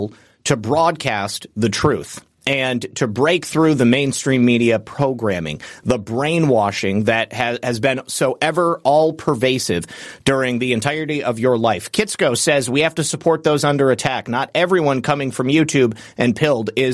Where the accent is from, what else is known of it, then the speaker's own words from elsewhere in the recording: Michigan, United States; my home state of Michigan